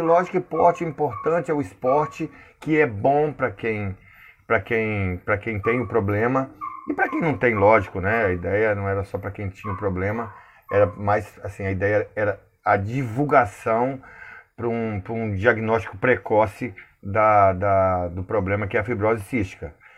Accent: Linhares, Espírito Santo, Brazil; sou de Linhares, no Espírito Santo

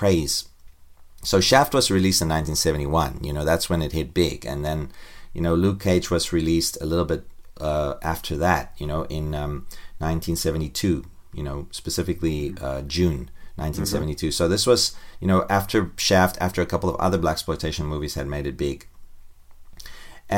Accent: South Africa; growing up in South Africa, I, you know, in this racist atmosphere all the time in the 1970s and 80s

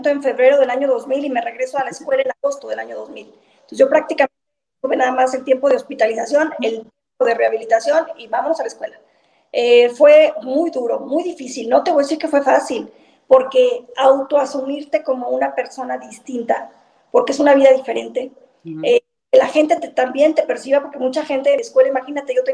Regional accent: Zacatecas, Mexico; La verdad es que estoy muy orgullosa de mi tierra. La gente acá es sumamente esforzada. Ustedes deben de saber que somos un estado, llamémosle binacional. Acá la mitad de la población vive en Zacatecas

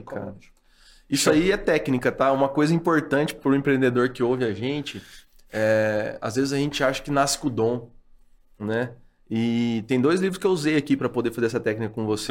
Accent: Paraná, Brazil; moved away; also born or lived in Londrina; fui morar em Biporã de novo, lá onde eu nasci

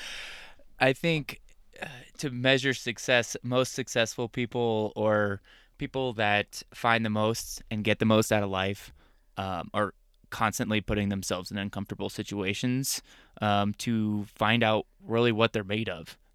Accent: Arizona, United States; moved away as an adult; also born or lived in Wisconsin; I was born and raised in Arizona, uh, desert rat through and through

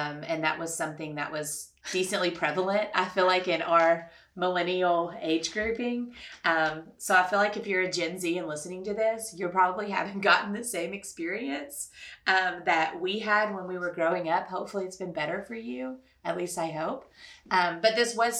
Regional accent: Louisville, Kentucky, United States; I grew up in Louisville, Kentucky, which is a predominantly Catholic place

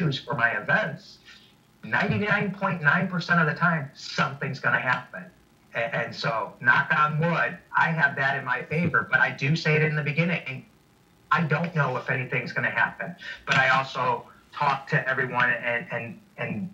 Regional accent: Chicago, Illinois, United States; moved away; I'm originally from Chicago. That was my stomping grounds.

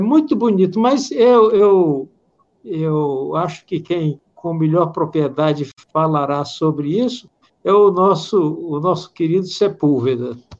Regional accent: Brazil; como brasileiro e de origem portuguesa que eu sou

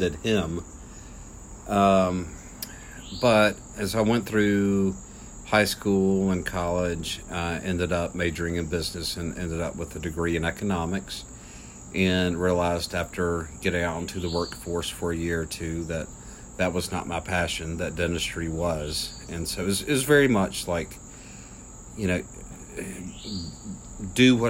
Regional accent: Springville, Alabama, United States; also born or lived in Birmingham, Alabama / Virginia; now in Trussville, United States; I grew up in Springville

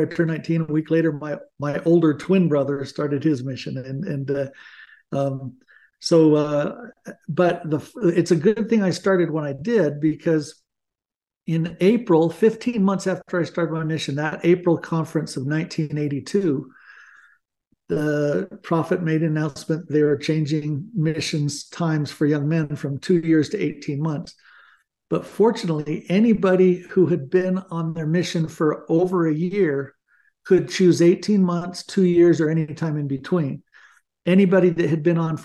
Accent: Glendora, California, United States; moved away as an adult; also born or lived in Brazil; now in Utah, United States; I grew up in Glendora

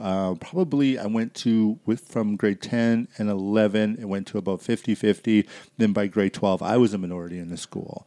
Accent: Surrey, British Columbia, Canada; moved away as an adult; also born or lived in Vancouver / Burnaby / Coquitlam / Abbotsford; now in Airdrie, Canada; I grew up in Surrey, and then I moved to Kelowna, and then I moved out here

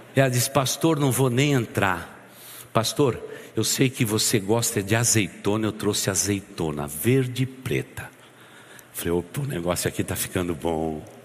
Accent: Santo André, São Paulo, Brazil; moved away; eu que saí lá do Jardim das Maravilhas em Santo André, glorioso Jardim das Maravilhas em Santo André, na grande Santo André

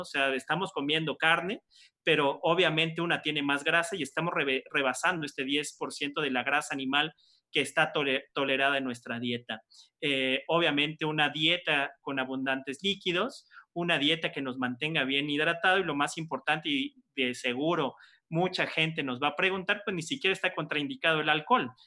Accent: Mexico; como buen mexicano

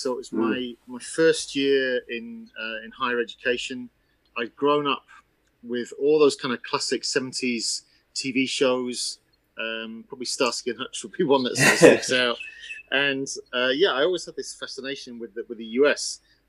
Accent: England, United Kingdom; It's very difficult to understand where that comes from because it's tough growing up in England and yet wanting to proclaim to people that you're from the enemy.

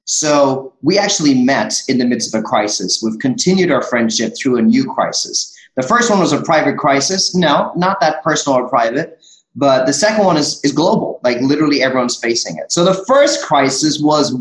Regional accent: India; as an Indian

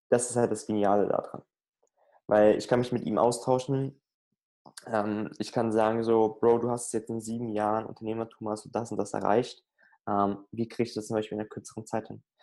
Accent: Frankfurt, Hesse, Germany; da kann ich nicht, also ich komme aus Frankfurt, da kann ich jetzt nicht jeden Tag mal so drei Stunden rüberfahren

